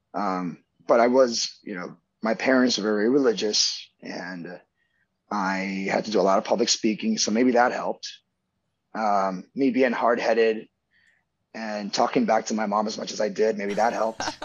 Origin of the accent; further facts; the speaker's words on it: Miami, Florida, United States; also born or lived in Venezuela / New York City; We moved in 98, 96 to Miami right after he passed away